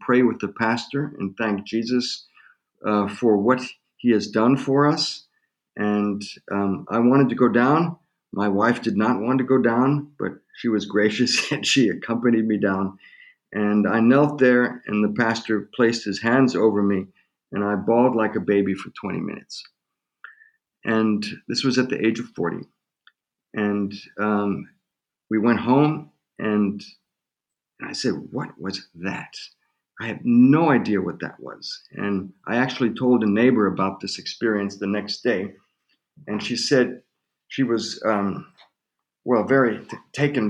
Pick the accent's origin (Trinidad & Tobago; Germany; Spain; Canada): Germany; moved away as an adult; also born or lived in United States / Tulsa, Oklahoma / St. Louis; I was born in Germany and spent half of my life in Germany and half of my life in the U.S.